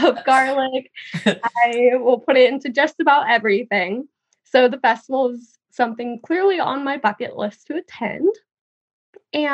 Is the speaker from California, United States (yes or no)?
yes; California, United States; my hometown was ravaged by the California wildfires